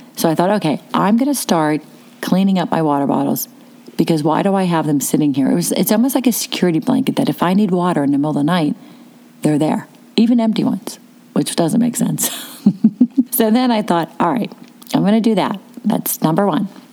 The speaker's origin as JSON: {"language": "English", "town": "Pittsburgh", "region": "Pennsylvania", "country": "United States", "said": "I was from Pittsburgh because I'm talking fast"}